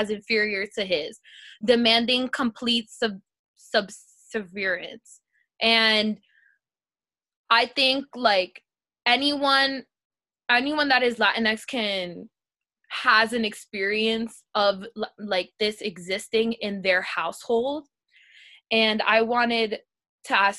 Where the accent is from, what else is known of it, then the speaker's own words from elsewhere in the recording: United States; we're all growing up in America